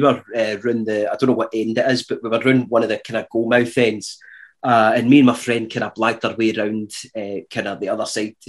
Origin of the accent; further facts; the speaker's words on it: Irvine, Scotland, United Kingdom; I'm from Irvine